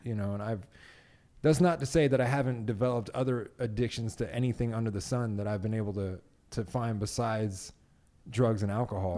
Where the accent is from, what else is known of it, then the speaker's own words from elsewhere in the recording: Las Vegas, Nevada, United States; I was raised in Vegas